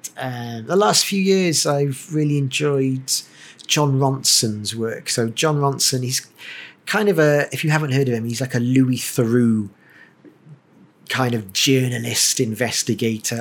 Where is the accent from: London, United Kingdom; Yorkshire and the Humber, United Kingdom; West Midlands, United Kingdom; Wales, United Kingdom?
Wales, United Kingdom; Cardiff; moved away as an adult; also born or lived in Stoke-on-Trent / Canton, Cardiff; now in Singapore; we grew up in Penturk, so my parents still live there